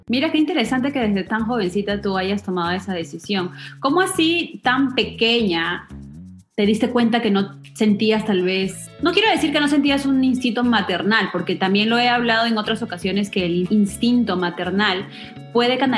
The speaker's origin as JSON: {"language": "Spanish", "country": "Puerto Rico", "tie": "born or raised there", "moved": "as an adult", "lives_now": "Miami, United States", "said": "tengo 39 años, soy puertorriqueña, estoy radicada en Miami, llevo en Miami tres años, eh, pero crecí eh, en Puerto Rico y nací en Puerto Rico."}